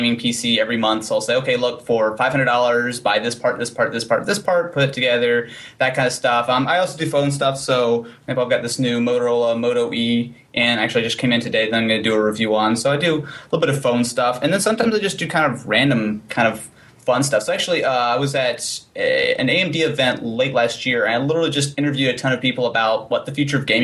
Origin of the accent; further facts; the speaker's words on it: Missouri, United States; I'm from Missouri